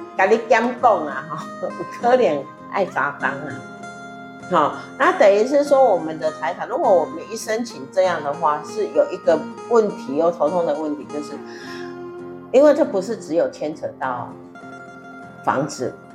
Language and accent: Chinese; Taiwan; 我们台湾人